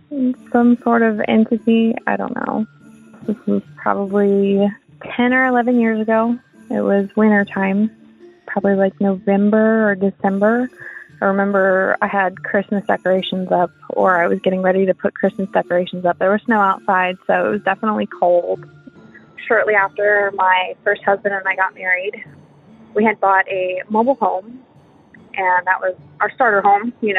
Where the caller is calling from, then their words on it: Texas, United States; I'm calling from Texas